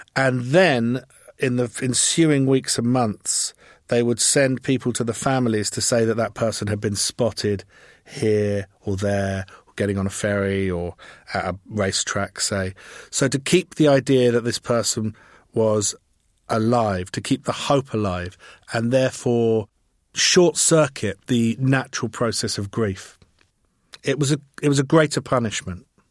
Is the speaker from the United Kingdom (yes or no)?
yes; England, United Kingdom; I'm English